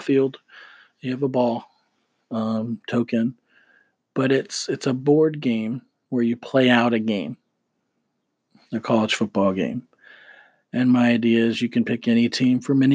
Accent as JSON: {"language": "English", "town": "Gainesville", "region": "Florida", "country": "United States", "tie": "born or raised there", "said": "growing up in Gainesville, Florida"}